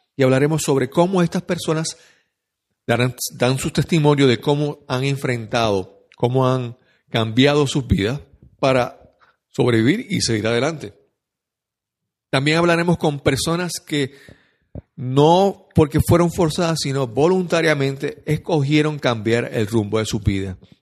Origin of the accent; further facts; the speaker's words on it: San Juan, Puerto Rico; soy de San Juan de Puerto Rico